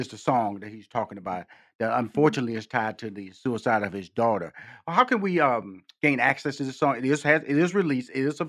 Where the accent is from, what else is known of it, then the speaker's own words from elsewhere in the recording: Houston, Texas, United States; I come from Fifth Ward, Texas, six sisters, two brothers. And I remember our parents, you know, I was born in Houston, Texas, but they're from Shreveport, Louisiana.